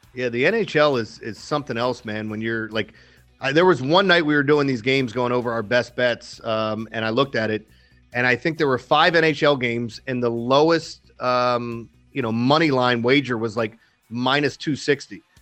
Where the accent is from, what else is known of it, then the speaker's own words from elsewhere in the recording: Maryland, United States; my hometown team in Maryland